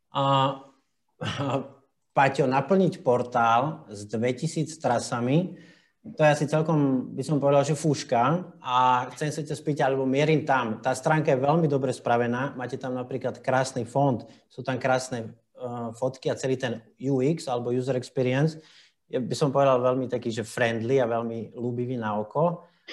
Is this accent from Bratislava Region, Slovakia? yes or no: yes; Bratislava, Bratislava Region, Slovakia; Ja som z Bratislavy